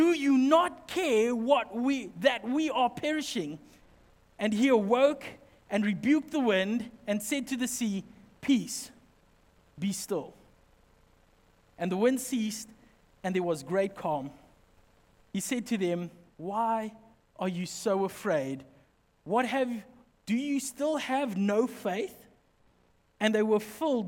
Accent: Highveld, South Africa; now in Western Cape, South Africa; We're from the Highveld, my family

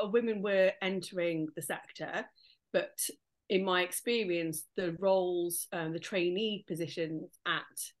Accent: Nottingham, East Midlands, United Kingdom; moved away as an adult; now in Cardiff, United Kingdom; I'm from Nottingham myself, but I came to Cardiff University as a student

